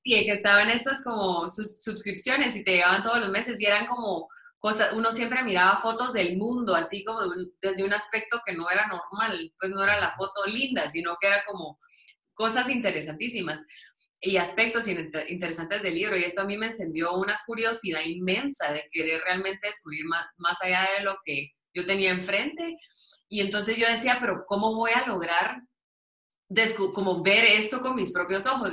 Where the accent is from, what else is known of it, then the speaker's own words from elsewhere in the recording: Guatemala City, Guatemala Department, Guatemala; yo nací, crecí en la zona 1